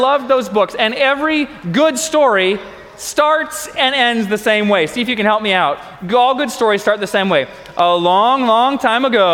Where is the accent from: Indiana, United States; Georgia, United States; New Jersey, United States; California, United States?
Georgia, United States; Atlanta; growing up in Atlanta, there's like one mountain right there in Atlanta